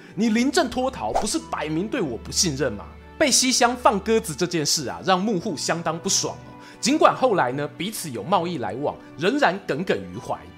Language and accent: Chinese; Yilan, Yilan County, Taiwan; 我们宜兰人